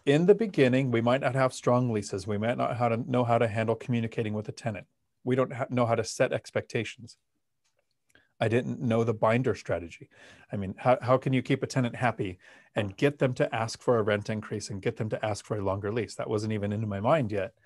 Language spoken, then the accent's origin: English; Palmdale, California, United States; now in Washington, United States; I grew up in Palmdale in Los Angeles